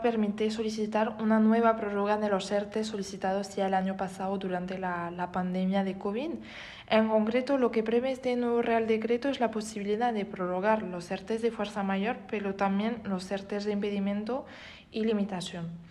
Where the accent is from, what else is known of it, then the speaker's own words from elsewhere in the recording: France; Spanish is a second language; moved away as an adult; now in Spain; Soy francesa, pero voy ejerciendo en España desde ya tres años